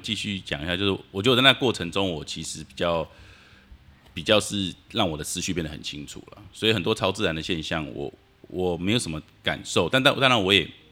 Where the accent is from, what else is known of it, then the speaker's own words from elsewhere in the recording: Taipei, Taiwan; 我们家从小就住在辛亥隧道旁边